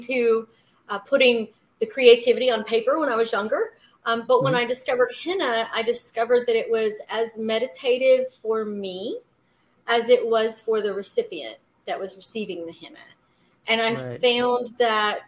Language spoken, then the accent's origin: English; rural Georgia, United States; also born or lived in Jacksonville, Florida; I was born in Florida, in Jacksonville. And then we moved to Georgia, a really rural area in Georgia